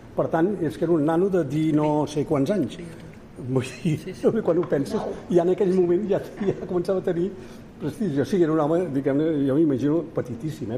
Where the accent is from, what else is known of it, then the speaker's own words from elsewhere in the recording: Majorca, Balearic Islands, Spain; Jo vaig néixer a Mallorca, com els tres grans